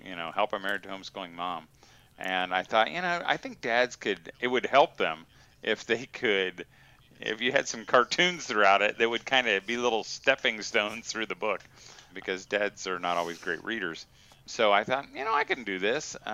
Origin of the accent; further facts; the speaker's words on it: Indiana, United States; Indiana. Yeah. Indiana. Yeah, I'm a Hoosier. Yeah, I think it's probably been 17 years.